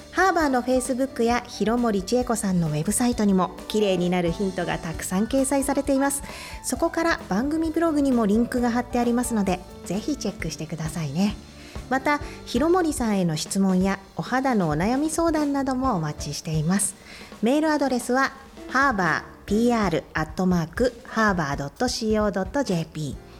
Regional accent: Miyagi, Japan; 私はあの宮城県出身なので

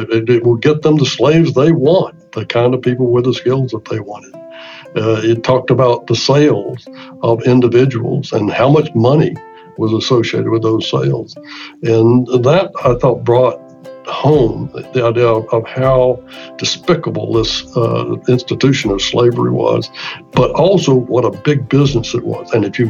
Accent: the South, United States; I just wanted to make it a point that I was from the South, and that, because I have this connection, and it's a very emotional one for me.

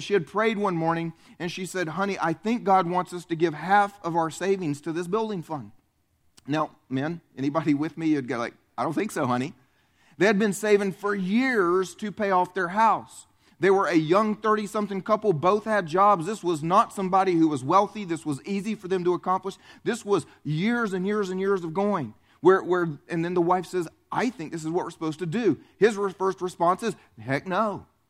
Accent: the South, United States; I grew up here in the South in a blue collar family

